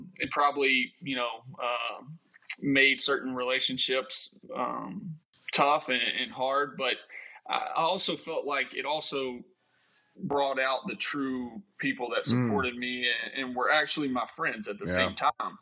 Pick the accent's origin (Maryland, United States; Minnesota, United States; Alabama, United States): Alabama, United States; Mobile; moved away; back home in Mobile